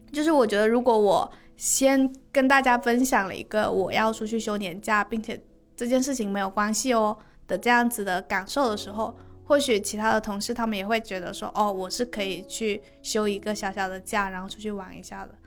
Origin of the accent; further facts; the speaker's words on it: Guangdong, China; 我很少在一个陌生的城市里面很想念自己的家乡